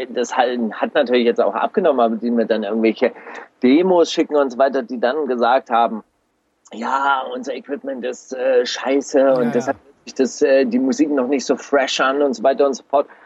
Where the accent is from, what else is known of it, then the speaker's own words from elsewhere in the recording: Baden-Württemberg, Germany; Es war Ende der 80er Jahre äh, ganz populär nach, nach Berlin zu gehen als Schwabe